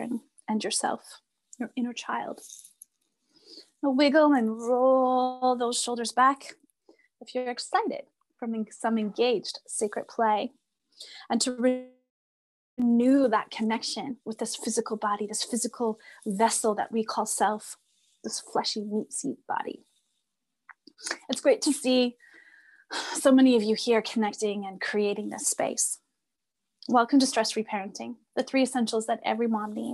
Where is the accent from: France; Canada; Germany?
Canada; Red River settlement area, Manitoba; moved away; I come from the Red River settlement area of the Cree and Blackfoot Nation